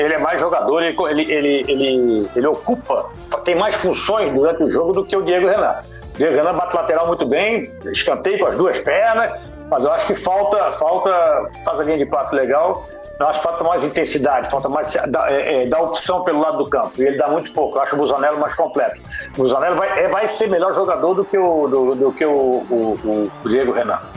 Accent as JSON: {"language": "Portuguese", "town": "Blumenau", "region": "Santa Catarina", "country": "Brazil", "tie": "born or raised there", "also_born_or_lived": "Itajaí", "said": "eu também nasci em Blumenau, mas só que eu sou registrado em Itajaí"}